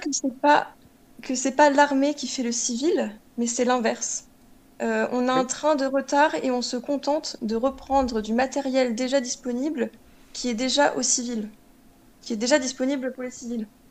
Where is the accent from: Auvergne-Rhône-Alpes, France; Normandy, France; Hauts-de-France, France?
Normandy, France; en tant que Normand, je pense que c'est notre région